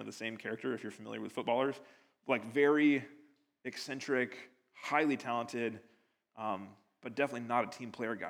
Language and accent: English; United States; now in United Kingdom; As an American living over here